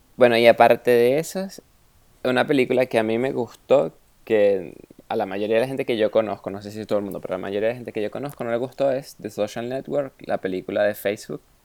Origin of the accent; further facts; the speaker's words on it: Venezuela; now in Germany; soy de Venezuela